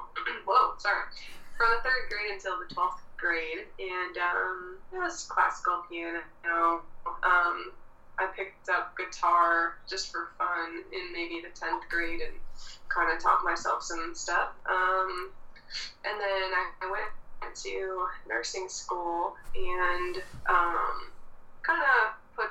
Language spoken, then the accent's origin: English; Toronto, Ontario, Canada; I grew up in Scarborough